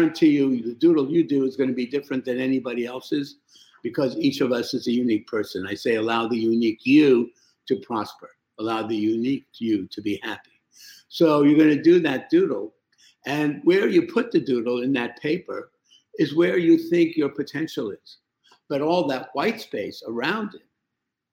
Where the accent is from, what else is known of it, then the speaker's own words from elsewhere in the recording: New York, United States; moved away as an adult; also born or lived in Iraq; I came to New York. I was 7 years old. And basically, I lived in New York until I went to medical school when I was in my early 20s